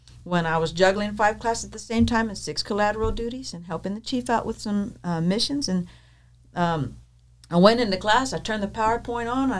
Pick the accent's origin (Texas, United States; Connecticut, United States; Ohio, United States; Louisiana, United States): Texas, United States; moved away as an adult; also born or lived in El Centro, California; I'm from Texas